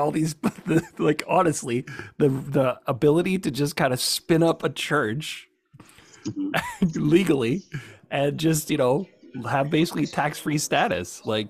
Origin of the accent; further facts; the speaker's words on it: Canada; I'm Canadian.